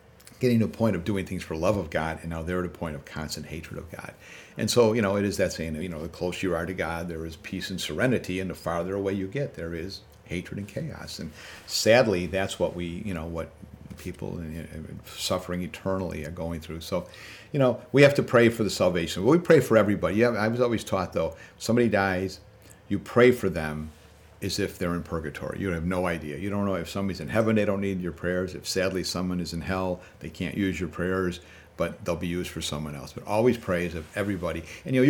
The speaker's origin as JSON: {"language": "English", "town": "Chicago", "region": "Illinois", "country": "United States", "tie": "born or raised there", "said": "growing up in the South Side when the Dan Ryan and the Kennedy were all connected"}